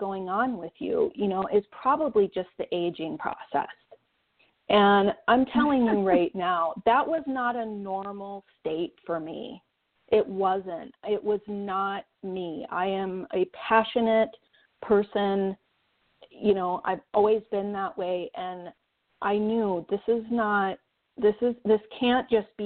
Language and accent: English; Saginaw, Michigan, United States; now in Western Montana, United States; I'm from Saginaw, Michigan. I'm a Michigan girl.